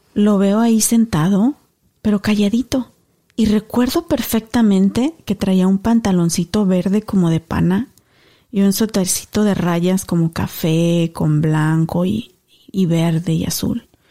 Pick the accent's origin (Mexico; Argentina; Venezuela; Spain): Mexico; now in United States; somos inmigrantes, yo mexicana 100%